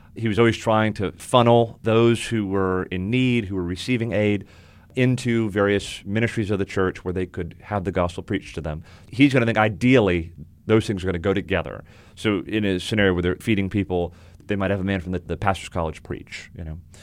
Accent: South Florida, United States; now in Winston-Salem, United States; I grew up in South Florida

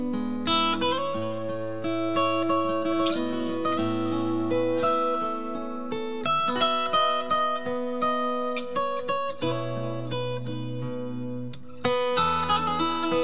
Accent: Jacksonville, Florida, United States; also born or lived in Nashville, Tennessee; Jeff Carlisi and I grew up together. I'm from Jacksonville, Florida

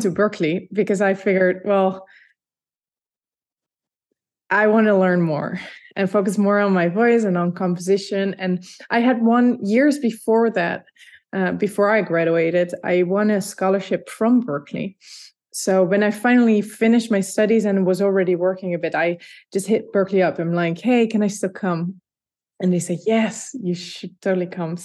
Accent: Leiden, South Holland, Netherlands; first language Dutch; English is a second language; moved away as an adult; So I grew up in the Netherlands in a place called Leiden, which is half an hour south of Amsterdam

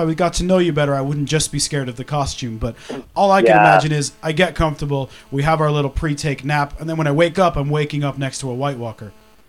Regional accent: Kitchener, Ontario, Canada; moved away as an adult; also born or lived in Toronto; Both my wife and uh-huh. myself are Canadians. Well, I'm a Canadian by proxy. I moved there very young. I lived in uh-huh. and around Toronto in Kitchener, Ontario.

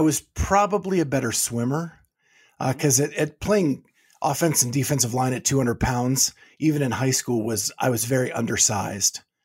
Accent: Pennsylvania, United States; moved away as an adult; also born or lived in Florida; now in Ohio, United States; I grew up in Pennsylvania

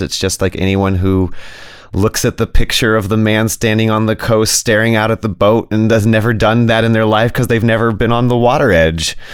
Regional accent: Berkeley, California, United States; now in Arcata, United States; I grew up in Berkeley, so my mother had introduced us to astrology and tarot at a pretty young age

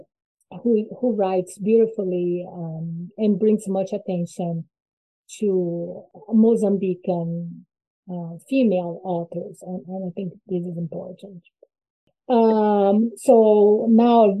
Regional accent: Brazil; I'm from Brazil

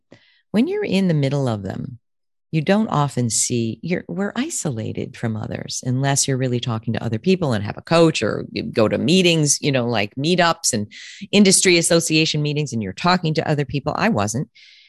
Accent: Connecticut, United States; You know, I grew up in Connecticut.

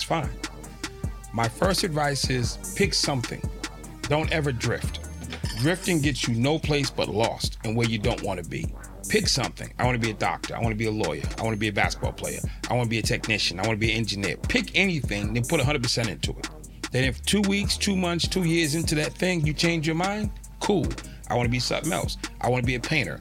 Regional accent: Boston, Massachusetts, United States; I'm from Boston

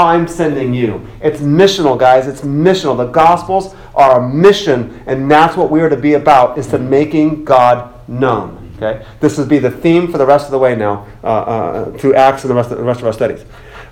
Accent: Boston, Massachusetts, United States; I'm from Boston

